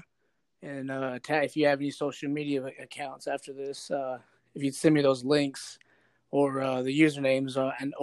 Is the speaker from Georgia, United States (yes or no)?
no; Kentucky, United States; I'm from Kentucky